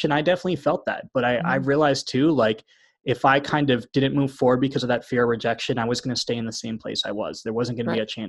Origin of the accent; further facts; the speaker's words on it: East Coast, United States; moved away as an adult; I'm from the East Coast originally, but as soon as I graduated from OT school, I moved across the country